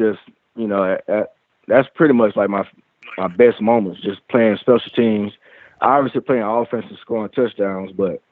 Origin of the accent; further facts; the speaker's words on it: Alabama, United States; growing up in Alabama